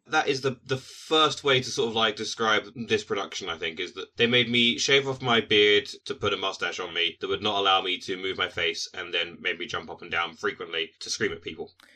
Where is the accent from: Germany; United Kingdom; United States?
United Kingdom; us as British people